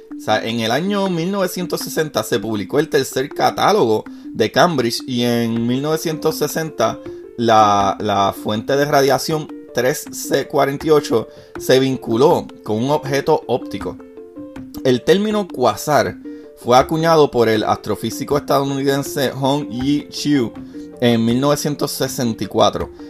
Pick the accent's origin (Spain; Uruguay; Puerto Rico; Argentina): Puerto Rico; yo soy puertorriqueño, para los que no sabían todavía en mi país hay una crisis súper fuerte